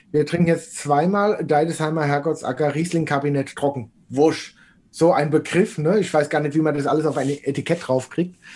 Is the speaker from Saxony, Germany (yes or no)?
no; Rhineland-Palatinate, Germany; weil eigentlich komme ich ja aus der Region in, in der Nähe von Kaiserslautern, eher eine Biertrinkerregion